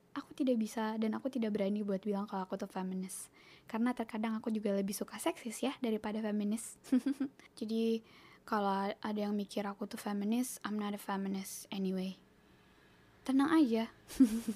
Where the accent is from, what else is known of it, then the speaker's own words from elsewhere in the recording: Toraja or Enrekang, South Sulawesi, Indonesia; bahasa Toraja apa bahasa Enrekang ya pokoknya bahasa bahasa rumah aku lah bahasa kampung aku